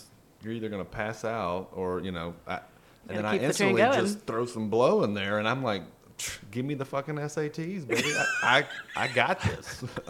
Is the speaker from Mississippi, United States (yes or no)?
yes; Pascagoula, Mississippi, United States; moved away as an adult; now in Atlanta, United States; I moved to Atlanta from Pascagoula because my little shitty punk rock band got signed, and there was surprisingly not a huge punk rock scene in Pascagoula, Mississippi.